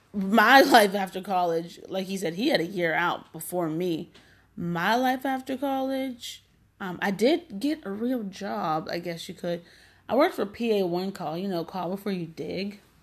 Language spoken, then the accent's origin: English; McKeesport, Pennsylvania, United States; I'm from McKeesport